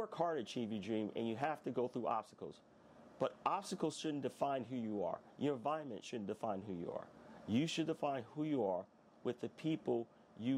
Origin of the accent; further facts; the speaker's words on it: New York City, New York, United States; I was born in Jamaica, Queens. I was in one of the roughest areas in that time. I was raised in the 80s